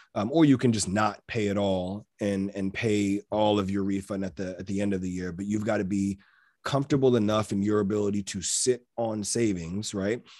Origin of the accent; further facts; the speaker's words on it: Maryland, United States; am born and raised in Maryland